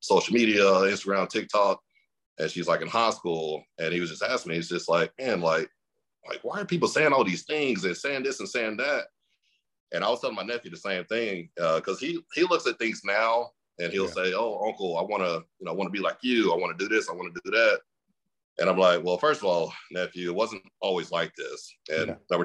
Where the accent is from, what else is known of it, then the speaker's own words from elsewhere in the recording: Mesquite, Texas, United States; I grew up in a city called Mesquite, Texas